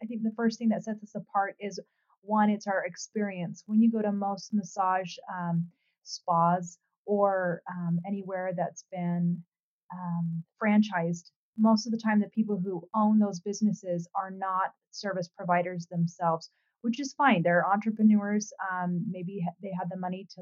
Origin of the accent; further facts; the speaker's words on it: Utah, United States; also born or lived in Hawaii; I'm originally from Utah